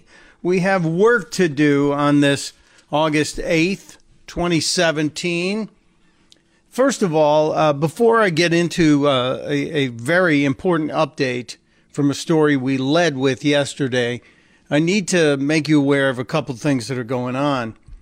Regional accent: Chicago, Illinois, United States; Now, I'm a white guy from Chicago. Yeah, I grew up on the South Side. We moved to the suburbs. But I'm a white guy on South Side of Chicago

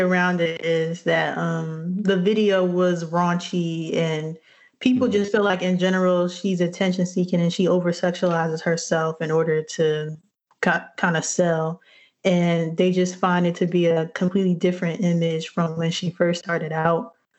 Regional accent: New Jersey, United States; I'm from Jersey.

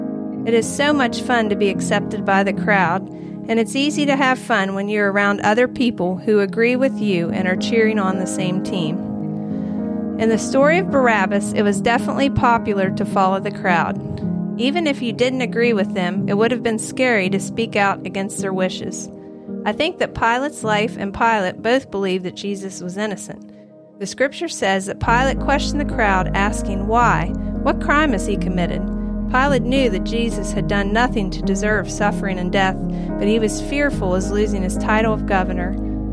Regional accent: Morgantown, West Virginia, United States; Since I grew up in Morgantown and attended WVU, I have attended many WVU games in my life.

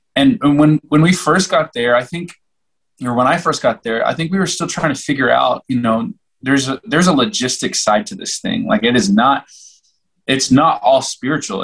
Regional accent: Oklahoma, United States; now in Colorado, United States; I'm from Oklahoma

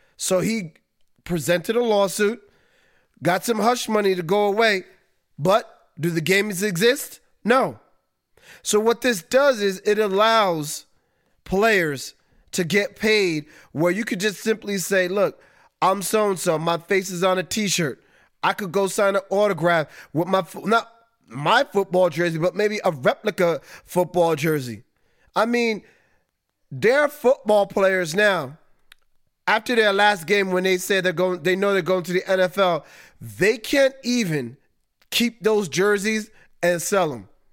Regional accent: New York, United States; being a New Yorker

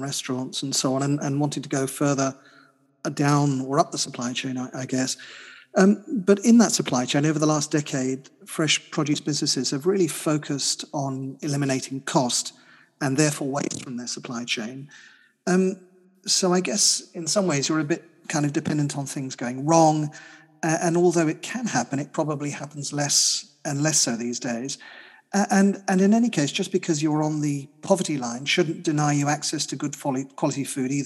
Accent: London, United Kingdom; my hometown here in London

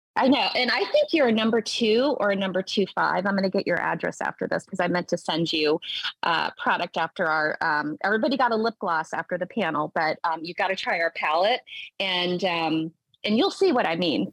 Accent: Tennessee, United States; I grew up in the South, I'm from Tennessee.

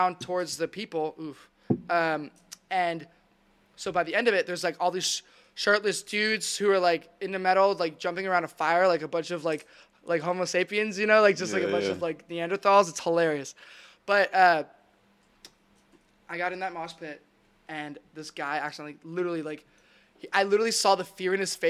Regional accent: Dallas, Texas, United States; born or raised there; also born or lived in Russia

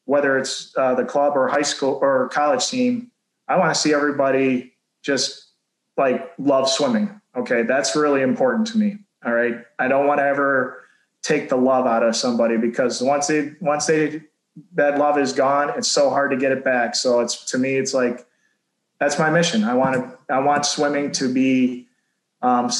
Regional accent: Macomb County, Michigan, United States; I grew up in Macomb County

